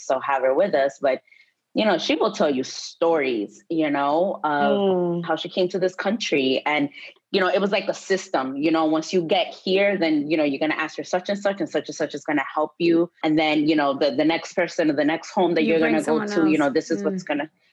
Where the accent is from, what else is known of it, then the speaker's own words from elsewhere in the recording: New York, United States; I'm Dominican American, you know, grew up poor, working class, immigrant household, immigrant community in Washington Heights here in New York